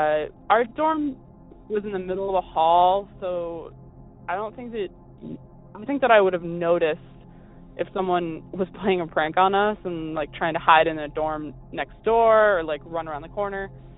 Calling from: Eastern Massachusetts, United States; also born or lived in Bridgewater, Massachusetts; I'm calling from Eastern Massachusetts.

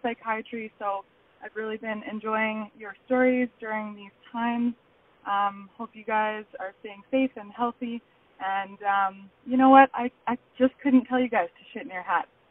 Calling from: Calgary, Alberta, Canada; I'm calling from Calgary, Alberta

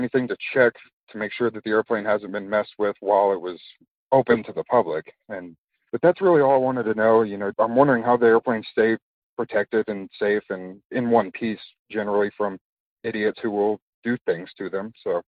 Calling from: Fort Collins, Colorado, United States; I'm calling from Fort Collins, Colorado.

